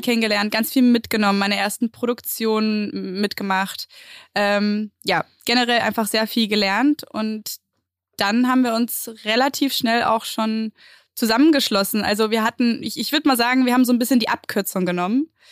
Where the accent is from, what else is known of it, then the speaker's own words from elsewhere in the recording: Mallorca, Balearic Islands, Spain; moved away as an adult; now in Berlin, Germany; ich bin ja auf Mallorca groß geworden